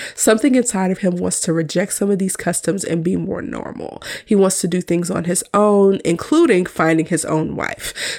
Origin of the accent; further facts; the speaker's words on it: United States; as an American who is currently married